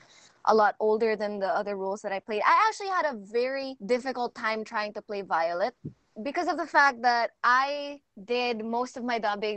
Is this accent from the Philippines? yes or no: yes; Philippines; also born or lived in United States; I myself, as a Filipino-American, when I came to the Philippines at 4 years old, I didn't know a word of Tagalog.